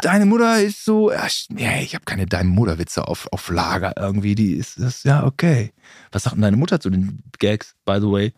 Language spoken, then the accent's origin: German; Germany; ich bin Deutscher.